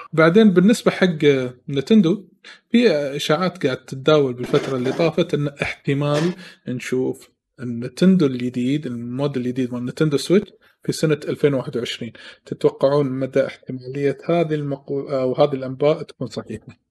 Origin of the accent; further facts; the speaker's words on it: Kuwait; عندنا بالكويت